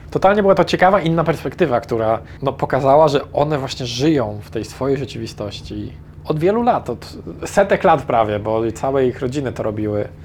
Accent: Poland; jesteśmy z Polski

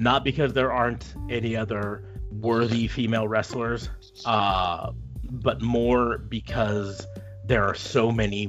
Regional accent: United States

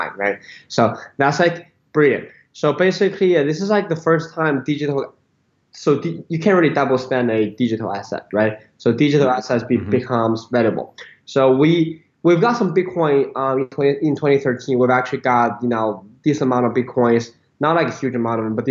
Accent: Beijing, China; moved away as an adult; also born or lived in United States; I was born in Beijing, went to U.S. for college

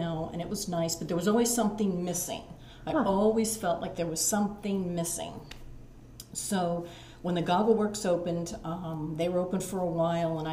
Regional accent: Mount Penn, Pennsylvania, United States; I am from Berks County, raised in Mount Penn. I currently live in Spring Township.

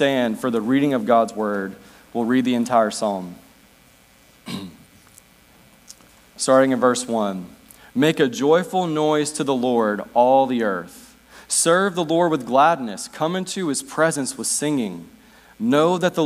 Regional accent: United States; now in Northwest United States; I was baptized here, spent part of my childhood year

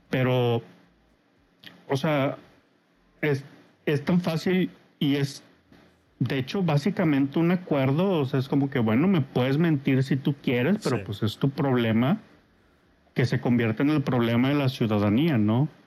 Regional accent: Mexico; Soy de México.

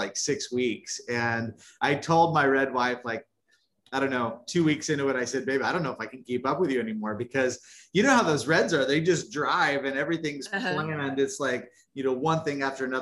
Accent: New Mexico, United States; moved away; I grew up in New Mexico

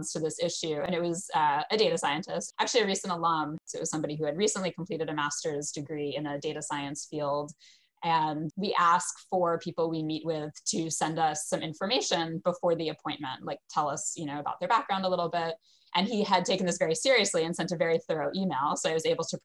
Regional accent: United States; being an American

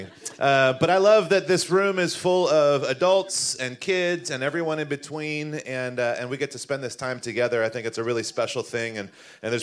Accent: the East Coast, kind of in the South, United States; moved away; I grew up in the East Coast, kind of in the South

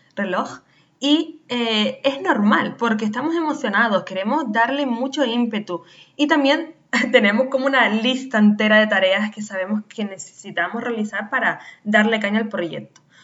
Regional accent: Canary Islands, Spain; nacida en Canarias

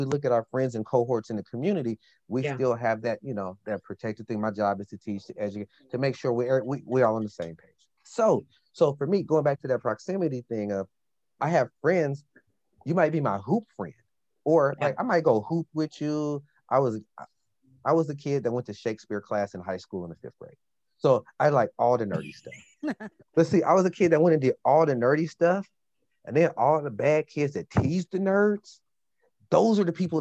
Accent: Portland, Oregon, United States; growing up in Portland

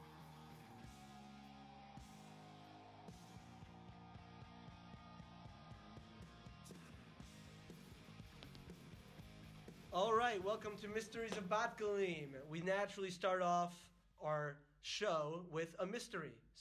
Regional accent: United States; now in Israel; I'm American

